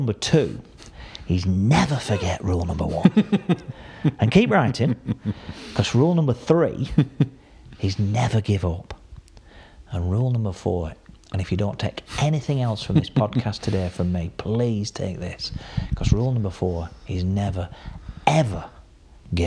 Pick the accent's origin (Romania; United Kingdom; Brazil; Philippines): United Kingdom; Burnley, North West England; where are you from? I said, Burnley